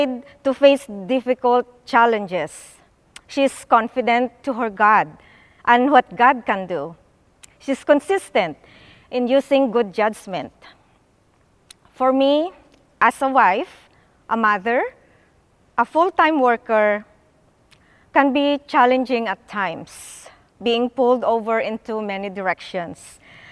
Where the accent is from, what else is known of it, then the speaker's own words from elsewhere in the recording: Philippines; moved away; I grew up in the Philippines